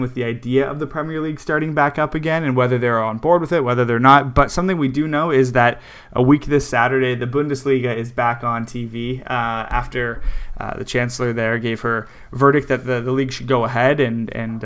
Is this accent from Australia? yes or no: no; Canada; I'm Canadian